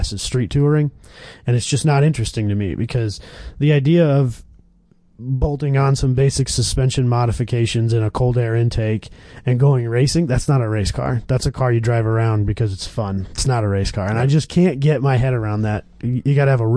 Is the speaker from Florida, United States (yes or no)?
no; Kansas, United States; moved away; I was born in Kansas, and where we were living in Kansas, we had like 6 drag tracks within a 2-hour drive of us